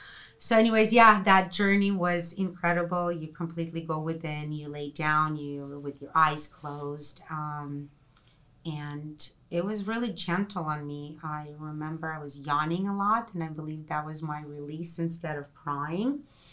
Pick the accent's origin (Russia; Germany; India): Russia; I'm from Russia. There's, you know, communist country.